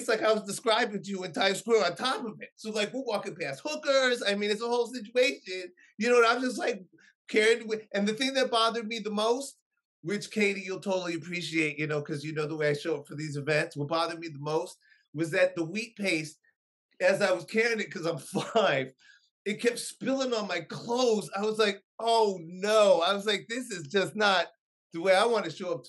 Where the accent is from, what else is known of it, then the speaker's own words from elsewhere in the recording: New York City, New York, United States; also born or lived in SoHo, New York City; I was born, yes, I was raised in Hell's Kitchen, New York City.